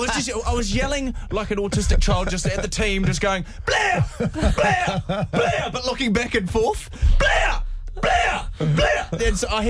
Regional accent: Timaru, Canterbury, New Zealand; Well, it's because I'm from Timaru.

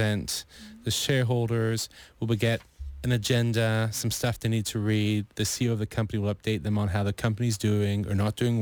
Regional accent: Canada; as a Canadian

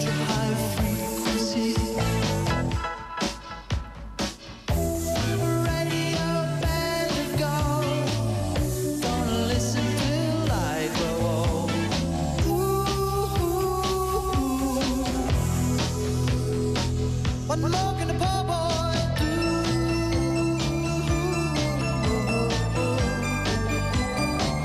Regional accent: Te Awamutu, Waikato, New Zealand; when I was growing up in Te Awamutu

